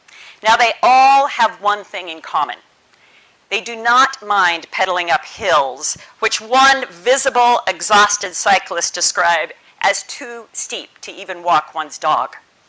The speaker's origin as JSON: {"language": "English", "town": "Seattle", "region": "Washington", "country": "United States", "tie": "born or raised there", "also_born_or_lived": "Bristol", "said": "my hometown, as Stephen referenced, Seattle, which is in the Pacific Northwest of America."}